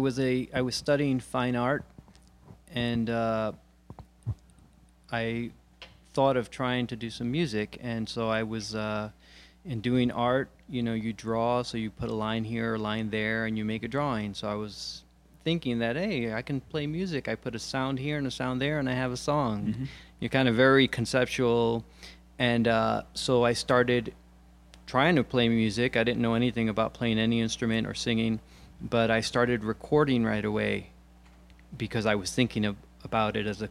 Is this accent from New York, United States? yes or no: yes; New York City, New York, United States; moved away as an adult; also born or lived in Rochester, New York; I'm from Brooklyn, New York. Okay. Born and raised. And about 8 years ago, I moved up to upstate New York, Rochester, New York.